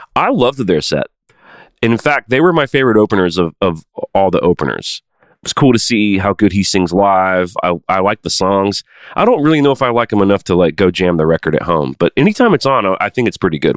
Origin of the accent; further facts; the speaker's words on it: Nashville, Tennessee, United States; I'm from Nashville